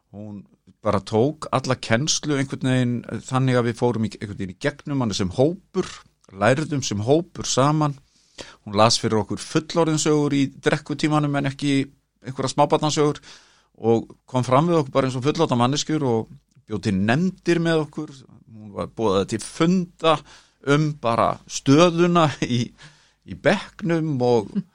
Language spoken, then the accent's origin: Icelandic; Kópavogur, Capital Region, Iceland; now in Reykjavík, Iceland; Ég ólst upp hérna á Digrannsveginum